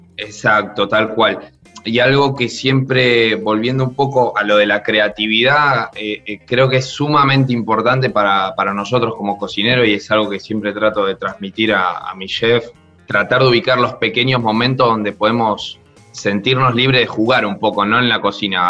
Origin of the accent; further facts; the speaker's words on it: Argentina; moved away; also born or lived in Spain / France; como argentino